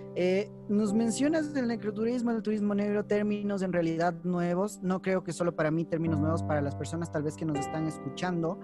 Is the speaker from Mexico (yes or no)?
no; Quito, Pichincha, Ecuador; soy quiteño, pero de esos quiteños quiteños que me encanta la ciudad